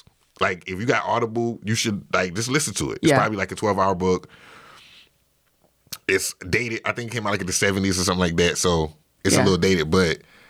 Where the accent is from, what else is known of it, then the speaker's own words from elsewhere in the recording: Orangeburg, South Carolina, United States; So I grew up in Orangeburg, South Carolina. Orangeburg is awesome.